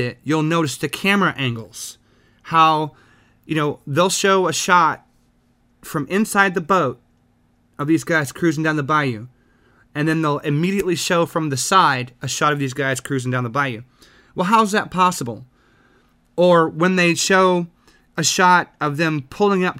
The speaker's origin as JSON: {"language": "English", "region": "the South", "country": "United States", "said": "I'm from the South"}